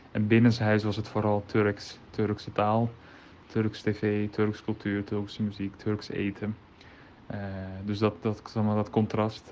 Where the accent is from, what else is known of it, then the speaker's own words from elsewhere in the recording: Netherlands; ik als Nederlander, dus ik ben geboren in Nederland